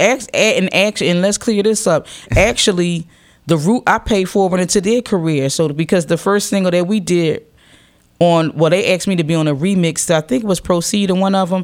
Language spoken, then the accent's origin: English; Philadelphia, Pennsylvania, United States; I represent Philadelphia because I'm a Philadelphian.